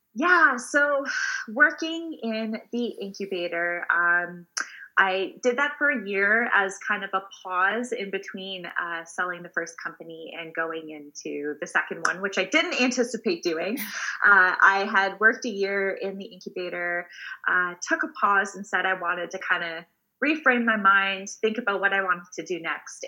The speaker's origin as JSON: {"language": "English", "town": "Waterloo", "region": "Ontario", "country": "Canada", "tie": "born or raised there", "said": "I am born and raised in a small town called Waterloo. Uh, we are about an hour outside of Toronto"}